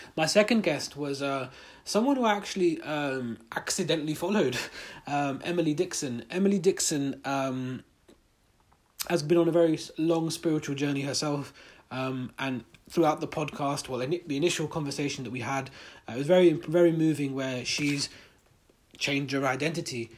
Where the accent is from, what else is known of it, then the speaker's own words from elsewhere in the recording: United Kingdom; we're in a, Muslim, in a British Muslim community, British Pakistani community.